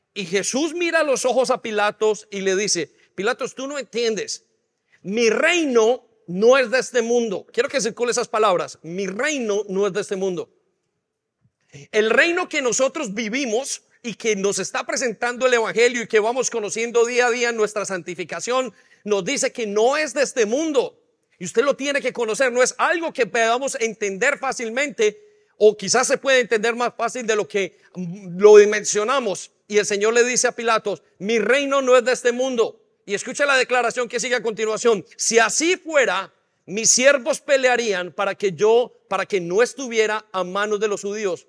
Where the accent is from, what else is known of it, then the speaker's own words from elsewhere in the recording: Colombia; now in England, United Kingdom; nosotros nacimos, los que nacieron en Colombia, nacimos dentro de un conflicto armado